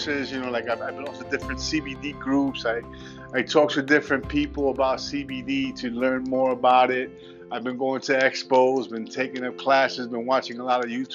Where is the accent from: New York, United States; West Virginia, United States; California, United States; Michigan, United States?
New York, United States; New York City; I'm a Puerto Rican. I was born and raised in the South Bronx